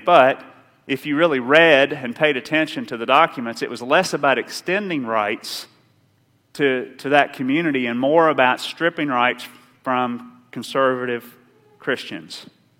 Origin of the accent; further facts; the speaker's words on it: Rowan County, Kentucky, United States; I grew up in Round County